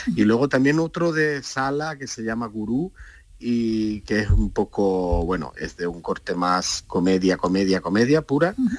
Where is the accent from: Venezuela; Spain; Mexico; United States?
Spain; Linares, Andalusia; now in Granada, Spain; yo vivo en Granada normalmente, resido en Granada, aunque soy de Linares